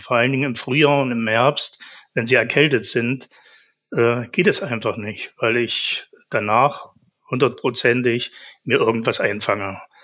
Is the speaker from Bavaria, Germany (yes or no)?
no; Zeitz, Saxony-Anhalt, Germany; also born or lived in Naundorf; Ich bin geboren in Zeitz. In einem Ort in Naundorf haben wir gelebt, genau neben einer Kohlefabrik.